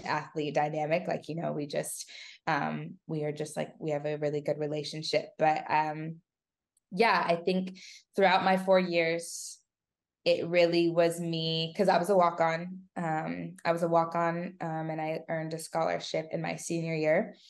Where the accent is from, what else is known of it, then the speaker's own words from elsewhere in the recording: California, United States; I wanted to stay in California